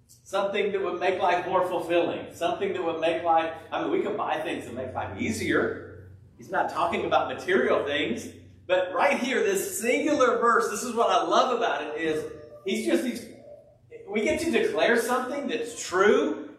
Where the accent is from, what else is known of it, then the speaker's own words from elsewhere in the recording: California, United States; moved away; I grew up in California